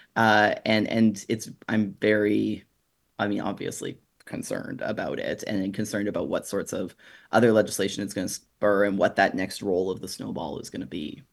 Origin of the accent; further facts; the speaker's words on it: Springbrook, Alberta, Canada; moved away as an adult; also born or lived in Red Deer, Alberta / Calgary, Alberta; now in Vancouver, Canada; I grew up just outside of Red Deer, actually, in, in Springbrook